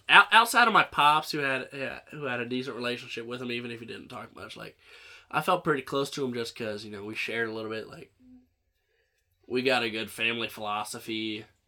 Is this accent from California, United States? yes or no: no; Central Illinois, United States; I grew up in Central Illinois